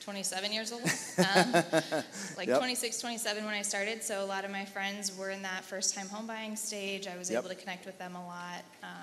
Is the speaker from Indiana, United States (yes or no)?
yes; Indianapolis, Indiana, United States; I'm from Indianapolis, sorry.